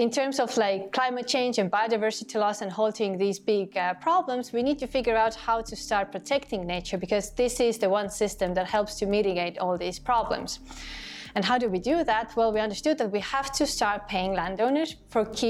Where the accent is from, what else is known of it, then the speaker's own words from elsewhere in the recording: Estonia; my home country here in Estonia